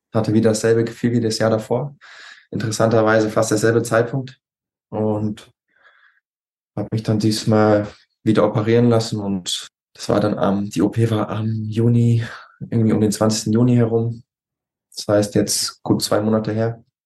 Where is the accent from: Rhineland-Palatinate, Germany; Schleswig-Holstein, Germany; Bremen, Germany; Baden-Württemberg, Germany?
Rhineland-Palatinate, Germany; Westerwald; also born or lived in Düsseldorf; komme aus, aus dem Westerwald